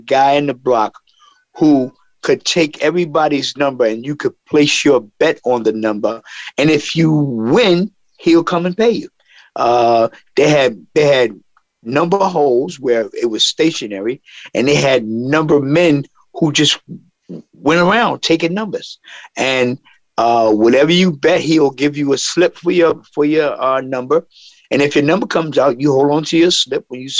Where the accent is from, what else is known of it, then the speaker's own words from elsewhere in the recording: New York City, New York, United States; In Harlem, you could walk down the street on a daily basis and feel the soul in the air.